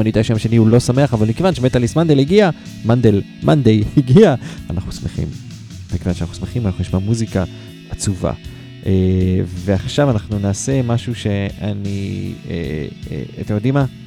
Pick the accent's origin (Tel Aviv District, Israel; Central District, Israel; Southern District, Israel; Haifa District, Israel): Haifa District, Israel; Haifa; אני מחיפה